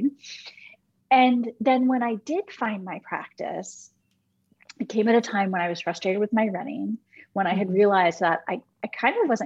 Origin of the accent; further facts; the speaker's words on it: Michigan, United States; when I was in high school, growing up in Michigan